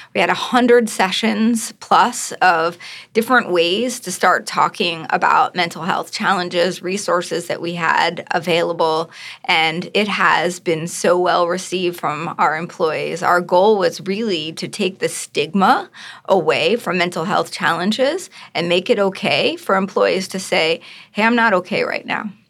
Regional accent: just outside of Baltimore, Maryland, United States; I grew up just outside of Baltimore

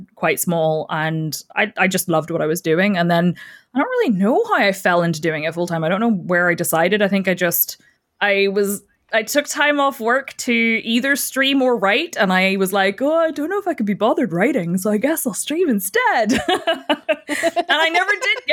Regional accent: Northern Ireland, United Kingdom; And I'm from Northern Ireland and I have 3 cats

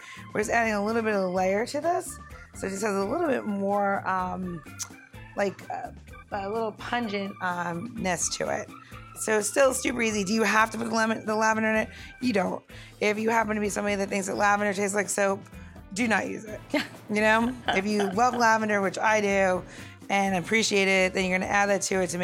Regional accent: New York, United States; I am from New York

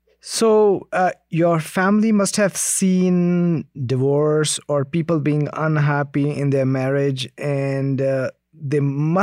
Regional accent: India; I'm from India

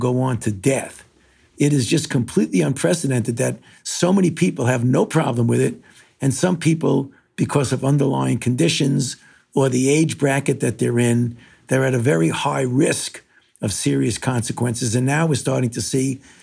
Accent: New York City, New York, United States; moved away; I was born in New York, in Brooklyn

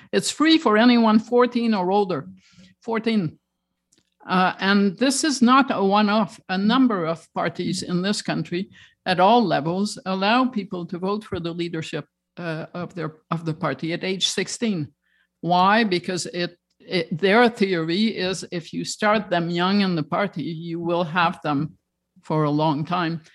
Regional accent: Toronto, Ontario, Canada; I was raised in Toronto

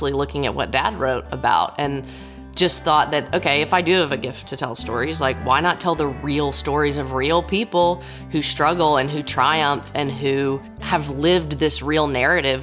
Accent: Nashville, Tennessee, United States; I am a Nashville native

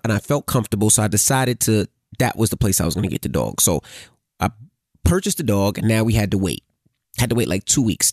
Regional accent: New Jersey, United States; I was from New Jersey area

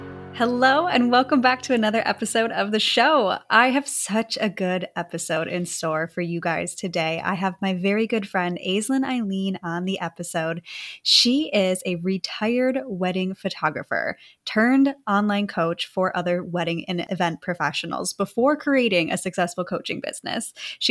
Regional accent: Wisconsin, United States; moved away; looking back at who I was in Wisconsin.

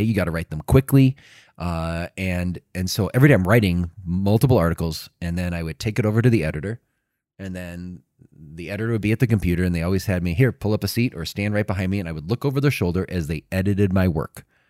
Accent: Chicago, Illinois, United States; I grew up in Chicago. I lived in, in Chicago about a mile from Wrigley Field, from the north side

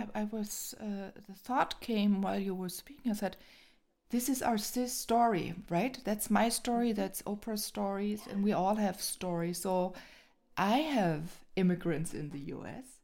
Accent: Germany; I was born here in Germany

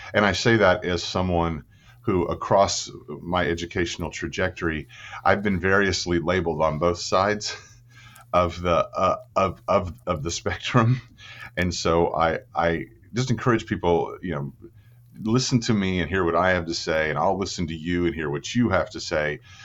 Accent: Clinton, Oklahoma, United States; I was born in, um, Oklahoma City, but I grew up in the thriving metropolis of Clinton, Oklahoma

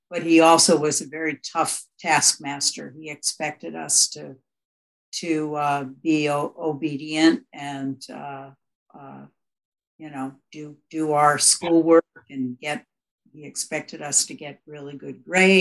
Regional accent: Chappaqua, New York, United States; also born or lived in Brooklyn, New York / Manhattan, New York; I was born in Brooklyn, New York, and I lived in Manhattan for the first 4 years of my life, and then we moved up to Northern Westchester to Chappaqua, and it was a beautiful, sleepy little town

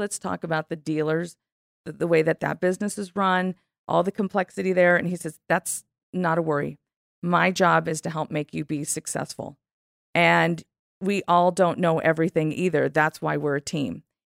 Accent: Southern California, United States; I'm from California.

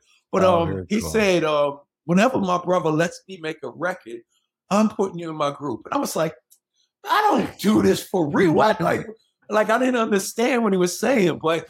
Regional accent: New York City, New York, United States; also born or lived in Hollis; But I'm coming from Queens.

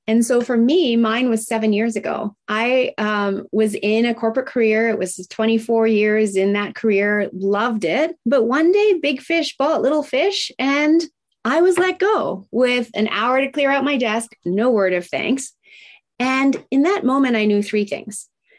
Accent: Tokyo, Japan; I was raised in Tokyo, Japan in the 70s, during the height of manufacturing plants spewing out toxins. Now, it was a great life. I absolutely love that I got to grow up in Japan

